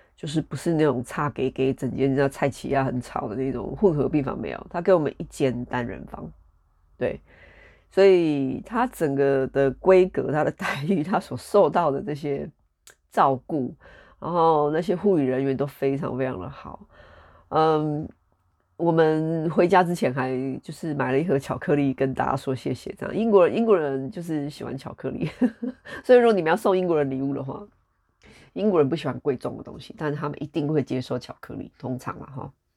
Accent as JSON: {"language": "Chinese", "country": "Taiwan", "moved": "yes", "lives_now": "United Kingdom", "said": "我们台湾人"}